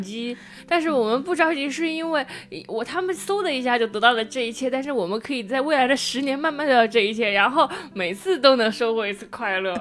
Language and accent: Chinese; Jiangsu, China; moved away; 我们江苏是大内斗省了